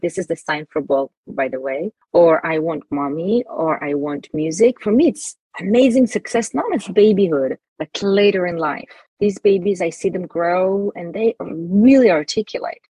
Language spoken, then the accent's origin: English; Jerusalem, Jerusalem District, Israel; I grew up in Israel, Jerusalem